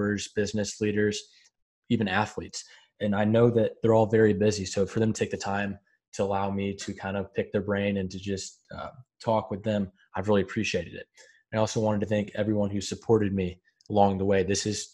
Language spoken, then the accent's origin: English; Southern Illinois, United States; I'm from Southern Illinois